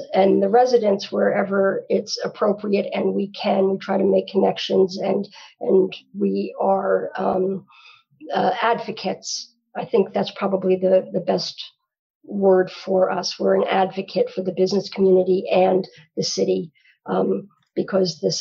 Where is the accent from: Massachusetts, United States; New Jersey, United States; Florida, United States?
New Jersey, United States; Long Branch; also born or lived in New York City; I grew up in Long Branch